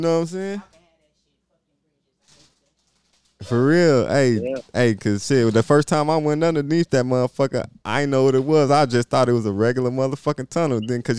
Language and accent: English; Michigan, United States; also born or lived in Virginia; cause I'm from Michigan